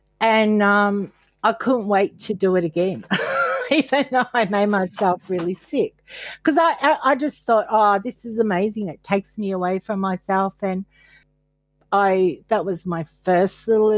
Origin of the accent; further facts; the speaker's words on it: Caloundra, Queensland, Australia; I grew up in Caloundra and our main place was the Pearl Hotel